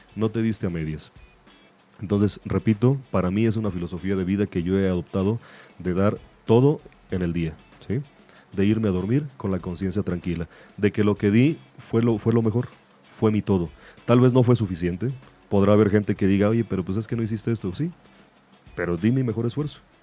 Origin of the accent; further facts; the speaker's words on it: Mexico; así somos los mexicanos